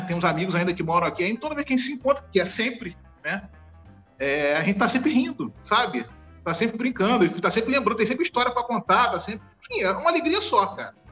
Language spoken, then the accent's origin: Portuguese; Rio de Janeiro, Brazil; Eu nasci no Rio de Janeiro, eu nasci em Irajá, aqui na cidade do Rio de Janeiro, é um bairro da Zona Norte. Eu moro no mesmo lugar desde que eu nasci, na mesma casa.